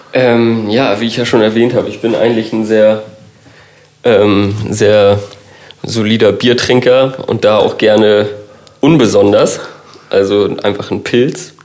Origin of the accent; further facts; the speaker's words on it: Kiel, Schleswig-Holstein, Germany; ich bin gebürtiger Kieler